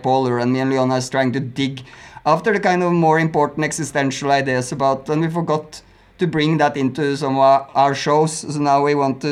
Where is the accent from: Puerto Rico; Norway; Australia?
Norway; I'm not American. That's one thing. I'm from Norway.